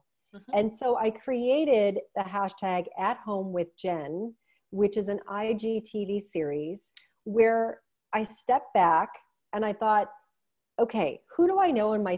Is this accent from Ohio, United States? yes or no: yes; Cleveland, Ohio, United States; now in Canada; I was born and raised in Cleveland